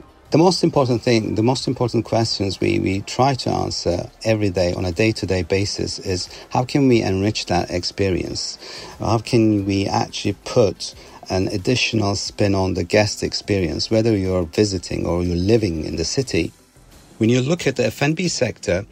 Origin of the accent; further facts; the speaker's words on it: Istanbul, Turkey; moved away as an adult; now in Dubai, United Arab Emirates; I was born in Istanbul, Turkey, had spent my childhood traveling in the country with my family for years